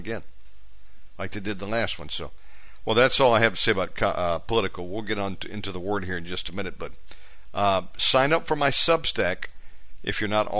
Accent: United States; moved away as an adult; now in Bali, Indonesia; I'm from America, and I've been in Bali 7 years

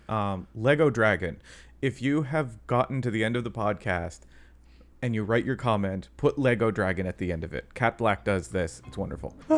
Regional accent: Canada; I'm Canadian.

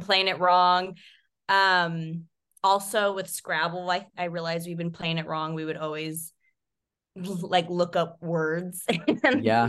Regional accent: Visalia, California, United States; it was the Sequoia Mall. Um, Ooh. Um, yeah, in my hometown

